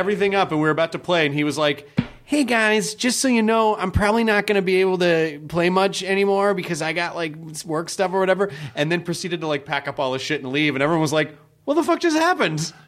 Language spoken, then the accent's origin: English; Memphis, Tennessee, United States; when I grew up in Memphis